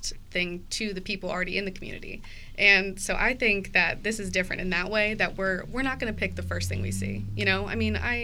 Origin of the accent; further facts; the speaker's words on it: Cincinnati, Ohio, United States; also born or lived in Columbus; I grew up in Cincinnati over in the Mount Lookout Hyde Park area